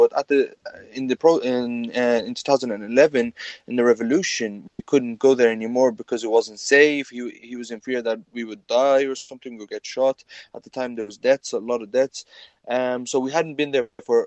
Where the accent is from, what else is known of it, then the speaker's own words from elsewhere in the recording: Ireland; I was born, raised, grew up my whole life, studied here in Ireland.